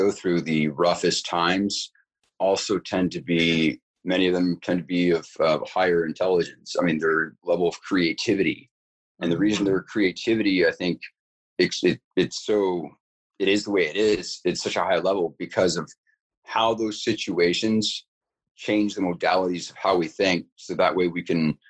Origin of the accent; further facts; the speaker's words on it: California, United States; also born or lived in Bad Aibling, Germany; moved to California, back to California, because I was born in Germany, but moved back to California